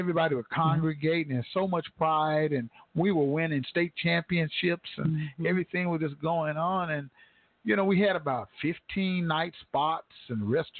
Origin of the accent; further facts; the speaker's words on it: Tulsa, Oklahoma, United States; I'm from Tulsa